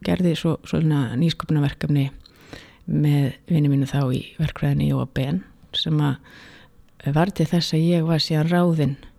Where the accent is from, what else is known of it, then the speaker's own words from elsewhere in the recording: Reykjavík, Capital Region, Iceland; ég er alveg upp í Reykjavík